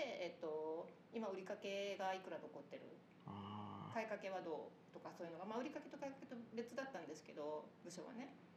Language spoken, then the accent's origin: Japanese; Nagaoka, Niigata, Japan; moved away as an adult; also born or lived in Tokyo; now in Itsukaichi, Japan; うちの田舎は長岡っていうところなんですけど